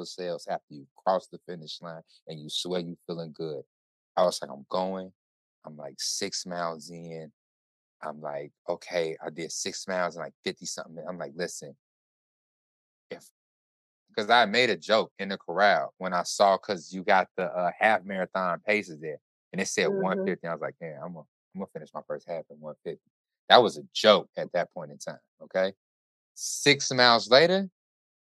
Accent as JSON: {"language": "English", "town": "Chicago", "region": "Illinois", "country": "United States", "said": "I am Chicago. I'm from Chicago"}